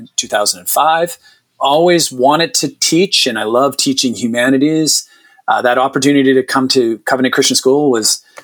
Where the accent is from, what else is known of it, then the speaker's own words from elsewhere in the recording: Moncton, New Brunswick, Canada; moved away as an adult; also born or lived in Halifax, Nova Scotia; now in Leduc, Canada; I'm originally from New Brunswick, from Moncton. I grew up there